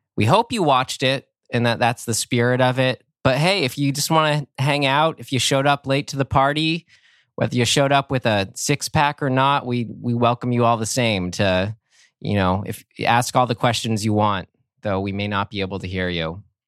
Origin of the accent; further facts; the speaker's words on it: San Rafael, California, United States; moved up to my hometown of San Rafael, California